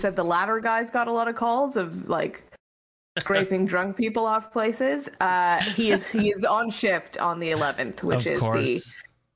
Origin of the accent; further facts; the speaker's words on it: Canada; I'm proud to be Canadian